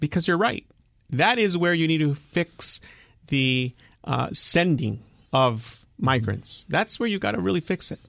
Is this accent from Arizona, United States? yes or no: yes; Nogales, Arizona, United States; I grew up in Nogales.